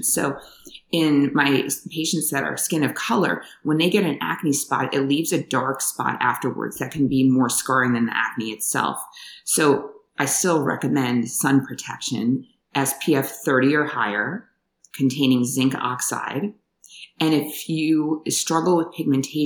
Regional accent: New York, United States; moved away as an adult; also born or lived in Washington, D.C. / Hawaii / California / Thailand; I grew up in New York, trained in upstate New York

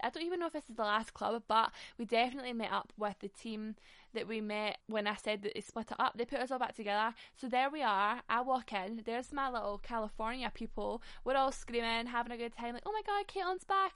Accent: Glasgow, Scotland, United Kingdom; we're from Glasgow.

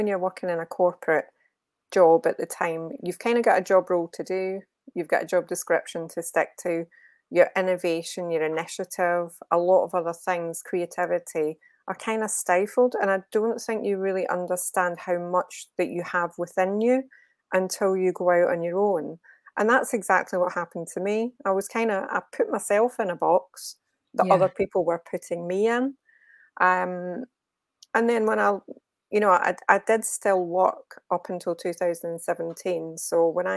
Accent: Glasgow, Scotland, United Kingdom; moved away as an adult; also born or lived in Birmingham; now in Walsall, United Kingdom; I'm from Glasgow. I haven't lost the accent, thankfully

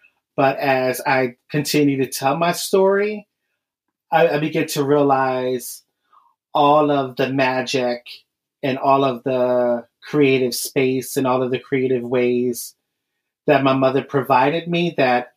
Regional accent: Philadelphia, Pennsylvania, United States; I'm from Philadelphia

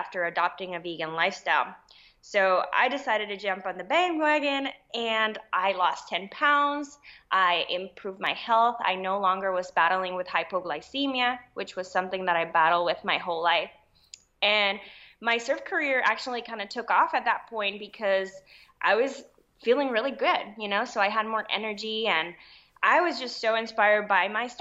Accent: Puerto Rico; I am Puerto Rican. I was born and raised in Puerto Rico.

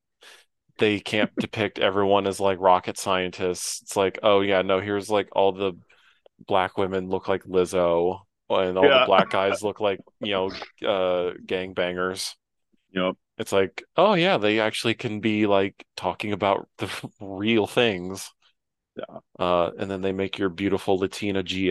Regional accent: Midwest, United States; moved away; someone who is a former Midwesterner

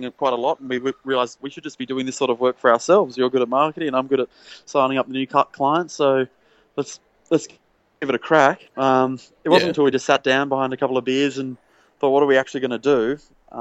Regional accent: Sydney, New South Wales, Australia; also born or lived in Lower North Shore, Sydney; I grew up on the Northern Beaches. Now I live on the Lower North Shore, for anyone who knows Sydney very well

